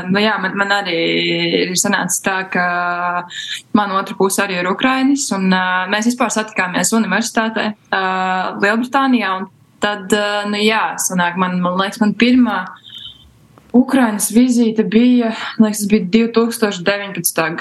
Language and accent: Latvian; Malnava, Ludza Municipality, Latvia; now in Milan, Italy; man ir 24 gadi. Es esmu no Malnavas pagasta.